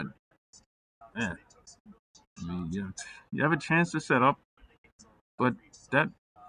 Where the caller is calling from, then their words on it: Tampa, Florida, United States; I'm live from the Amalie Arena press box here in Tampa, Florida.